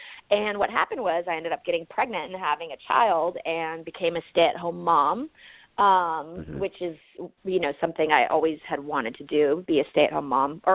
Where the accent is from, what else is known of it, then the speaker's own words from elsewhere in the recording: Northern California, United States; moved away as an adult; also born or lived in Ohio; now in Los Angeles, United States; I was raised in Northern California